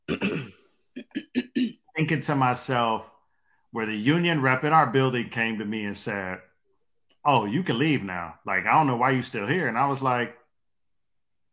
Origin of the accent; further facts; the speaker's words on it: Detroit, Michigan, United States; growing up in Detroit